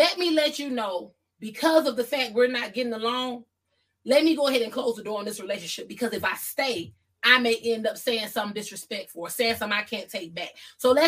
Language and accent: English; the South, United States; I'm from the South